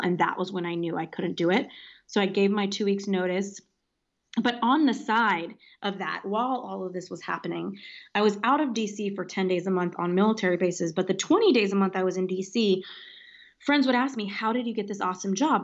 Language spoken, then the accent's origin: English; Los Angeles, California, United States; also born or lived in Washington, D.C. / London / Paris; Grew up in Los Angeles, California